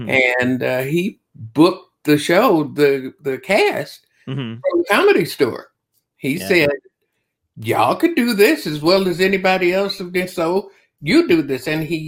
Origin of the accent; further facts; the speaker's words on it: Chicago, Illinois, United States; I came from Chicago, where Tom Dreesen had been doing a, that's how I started.